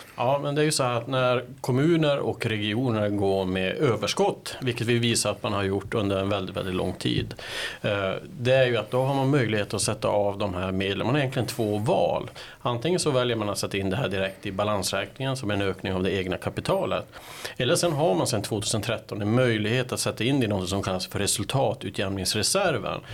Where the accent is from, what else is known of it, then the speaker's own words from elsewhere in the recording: Kiruna, Norrbotten County, Sweden; moved away; jag kommer ju från Kiruna ursprungligen